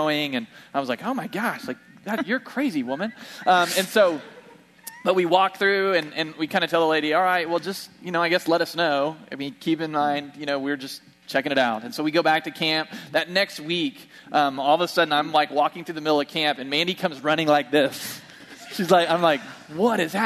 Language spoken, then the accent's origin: English; Bartlesville, Oklahoma, United States; moved away; We went home to my hometown in Bartlesville